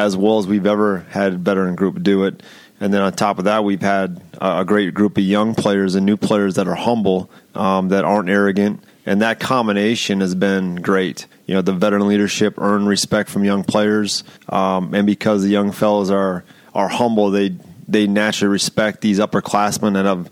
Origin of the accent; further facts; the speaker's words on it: Cosmos, Minnesota, United States; also born or lived in Missouri; Cosmos, Minnesota, my hometown